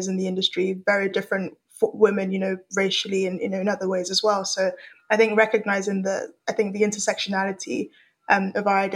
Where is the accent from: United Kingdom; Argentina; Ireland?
United Kingdom; London; also born or lived in Lagos, Nigeria; I moved from Nigeria to the UK when I was 7. And so I've had experiences growing up in Lagos, one of the largest cities in Africa, and very different experience to what I had in London when I moved when I was 7.